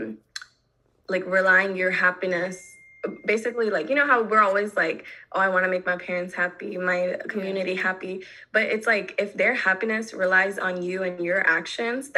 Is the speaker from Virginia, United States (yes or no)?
no; North Carolina, United States; growing up in North Carolina